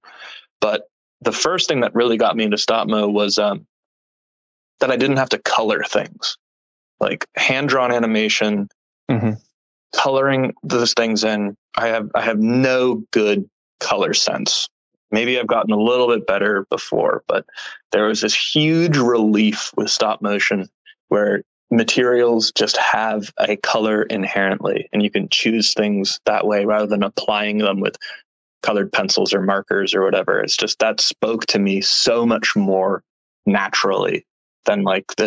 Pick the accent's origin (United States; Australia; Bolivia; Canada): United States; Sudbury, Massachusetts; moved away as an adult; now in San Francisco Bay Area, United States; a little tiny town called Sudbury, Massachusetts